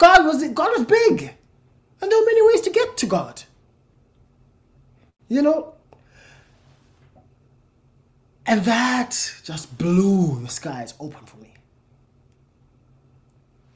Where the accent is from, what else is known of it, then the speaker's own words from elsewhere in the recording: South Africa; I'm South African. I come from the Xhosa people